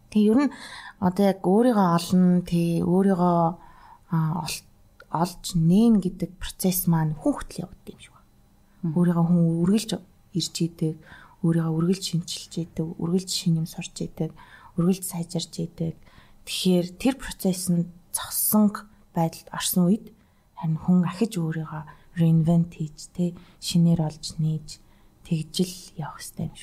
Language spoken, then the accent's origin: Mongolian; Mongolia; би Монголоос ирсэн.